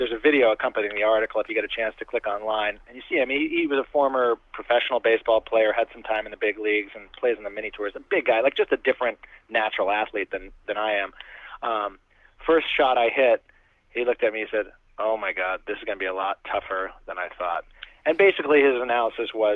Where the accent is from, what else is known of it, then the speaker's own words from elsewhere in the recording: New England, United States; I grew up in the New England area playing hockey and baseball